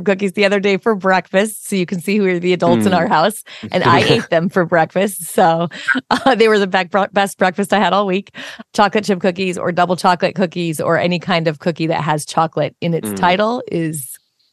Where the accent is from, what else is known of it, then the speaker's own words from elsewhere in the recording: Washington, United States; I'm from Washington State